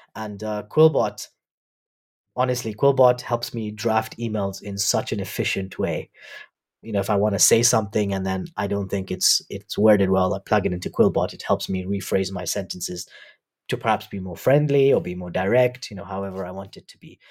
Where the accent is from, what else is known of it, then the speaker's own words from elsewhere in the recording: Nairobi, Kenya; also born or lived in University of Warwick, United Kingdom; I was born in Nairobi. I've grown up here.